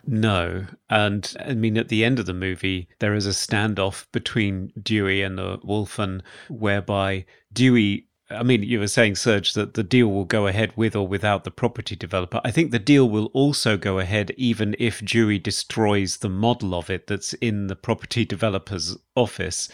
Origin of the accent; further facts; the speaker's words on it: United Kingdom; accent: British; my British accent